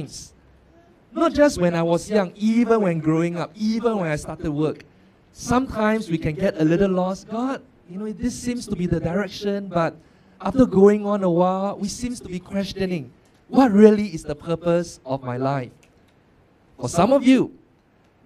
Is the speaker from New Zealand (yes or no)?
no; Singapore; I'm born and bred in Singapore